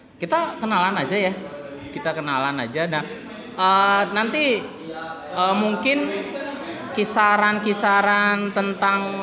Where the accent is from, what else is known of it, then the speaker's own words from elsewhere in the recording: Yogyakarta, Special Region of Yogyakarta, Indonesia; saya asli dari Yogyakarta.